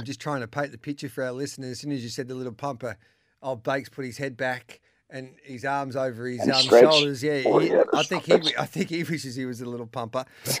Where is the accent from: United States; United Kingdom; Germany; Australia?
Australia; Birchip, Victoria; I'm from Birchip, mate.